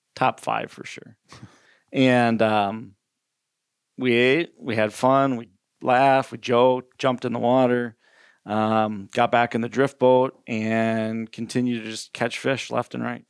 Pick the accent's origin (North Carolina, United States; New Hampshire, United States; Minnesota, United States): Minnesota, United States; I grew up fishing in Minnesota, natural lakes, and on the river